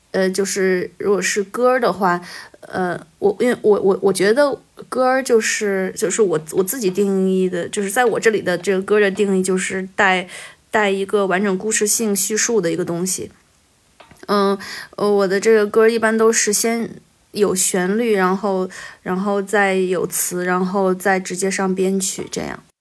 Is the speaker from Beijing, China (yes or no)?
yes; Beijing, China; also born or lived in a mountain village (unspecified); now in Changsha, China; 我转学到北京了